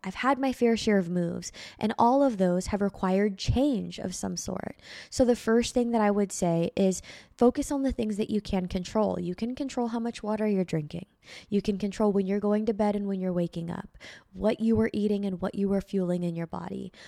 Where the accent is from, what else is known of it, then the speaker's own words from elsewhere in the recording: Bay Area, California, United States; moved away; also born or lived in Reno, Nevada; from my hometown to my college, from the Bay Area to Reno, Nevada